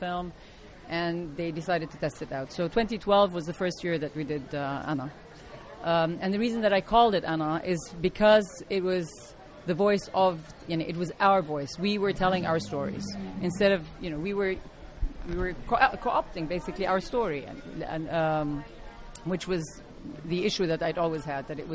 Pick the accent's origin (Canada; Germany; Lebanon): Lebanon; moved away as an adult; also born or lived in New York; I grew up in Lebanon and then I went to the States to do my master's program